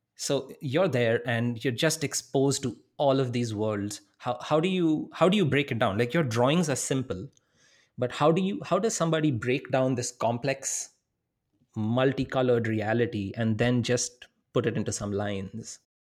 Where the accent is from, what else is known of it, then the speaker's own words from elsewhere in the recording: India; moved away as an adult; also born or lived in Wisconsin; I'm from India. I'm coming from a really big city